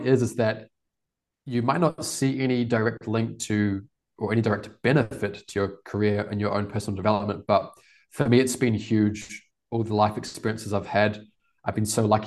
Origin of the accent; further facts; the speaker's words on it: Wellington, New Zealand; moved away as an adult; now in Porto, Portugal; I grew up in New Zealand, it's very safe.